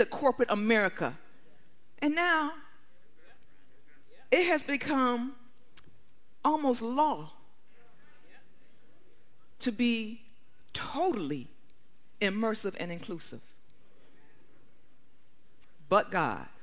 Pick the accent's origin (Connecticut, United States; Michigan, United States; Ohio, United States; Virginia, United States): Michigan, United States; Detroit; I grew up in Detroit